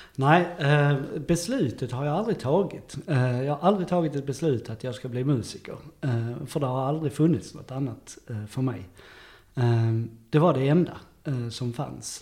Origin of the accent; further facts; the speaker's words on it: Löddeköpinge, Skåne, Sweden; also born or lived in Saint Petersburg; jag är född i Löddeköpinge